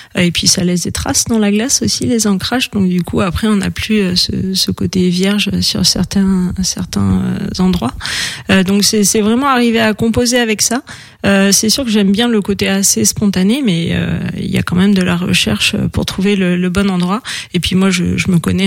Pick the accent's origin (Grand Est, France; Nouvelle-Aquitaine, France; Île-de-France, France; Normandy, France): Île-de-France, France; Paris; moved away as an adult; also born or lived in the valley (mountain area); J'ai passé mon enfance à Paris